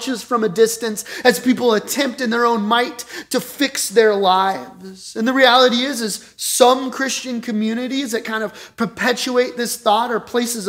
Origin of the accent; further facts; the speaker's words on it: Colorado Springs, Colorado, United States; I grew up in Colorado Springs